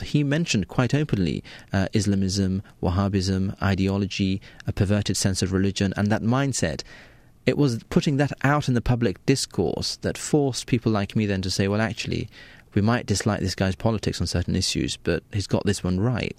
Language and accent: English; United Kingdom; I was born and raised in Britain